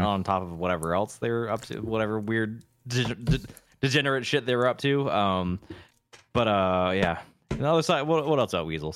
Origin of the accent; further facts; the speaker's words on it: Encinitas, California, United States; moved away; Encinitas is, like, basically my hometown